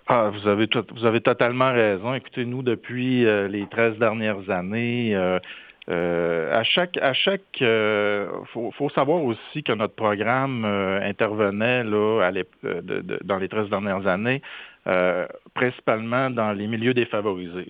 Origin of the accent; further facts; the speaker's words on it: Saint-Félicien, Quebec, Canada; Je, suis originaire de Saint-Félicien au Lac-Saint-Jean